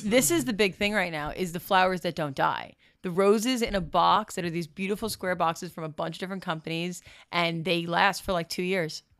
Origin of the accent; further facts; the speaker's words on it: Bergen County, New Jersey, United States; moved away as an adult; also born or lived in Florida; now in Los Angeles, United States; It's Bergen County, New Jersey